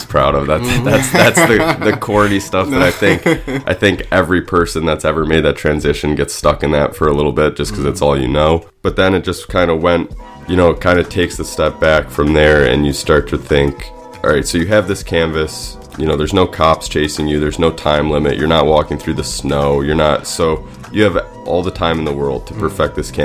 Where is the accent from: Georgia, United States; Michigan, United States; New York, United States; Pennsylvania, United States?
New York, United States; Syracuse; moved away as an adult; also born or lived in Vermont; now in Brooklyn, United States; I'm from Syracuse, New York